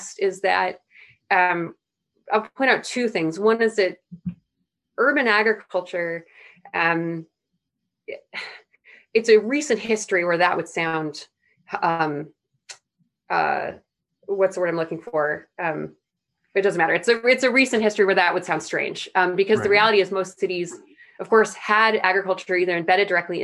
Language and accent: English; Evanston, Illinois, United States; now in New York City, United States; I grew up in Evanston, which is a suburb outside of Chicago